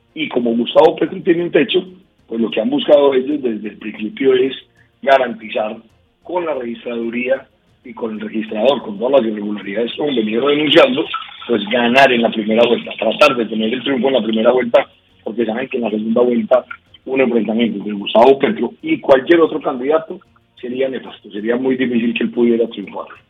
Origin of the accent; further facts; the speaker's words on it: Colombia; los colombianos vivimos muy molestos